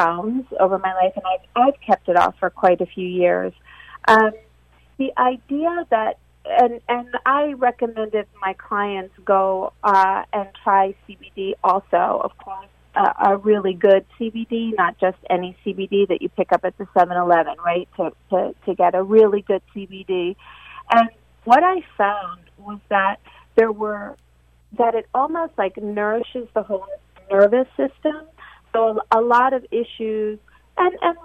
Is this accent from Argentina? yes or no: yes; Argentina; moved away; I was born in Argentina